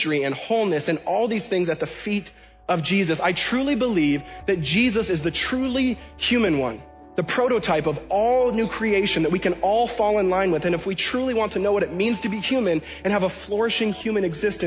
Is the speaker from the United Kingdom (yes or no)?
no; Washington, United States; where I was born and raised in Washington State